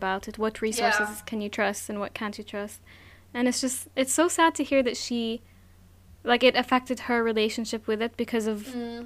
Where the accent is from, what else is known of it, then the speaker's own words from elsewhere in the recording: Abu Dhabi, United Arab Emirates; moved away; also born or lived in Jordan; I was also brought up in Abu Dhabi